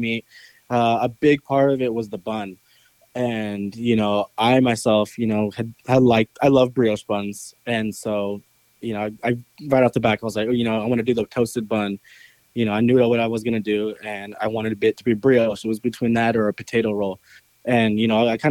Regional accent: California, United States; moved away; I'm from California

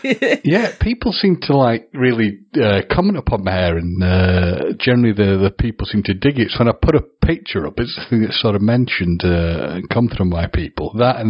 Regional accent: United Kingdom; The positive thing of being very British is we've at least had some nice weather

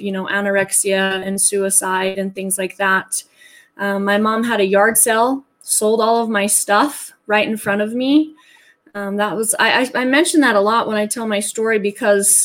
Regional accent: Salt Lake City, Utah, United States; born and raised in Utah, as a matter of fact, within the vicinity of Salt Lake

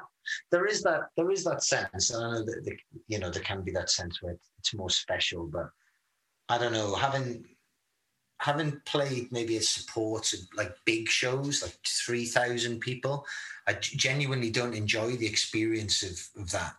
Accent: United Kingdom; being British

